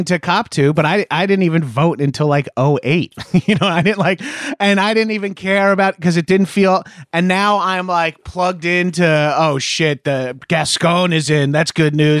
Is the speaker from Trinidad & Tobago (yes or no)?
no; Bellmore, New York, United States; now in Los Angeles, United States; I'm class of 2000, Mepham High School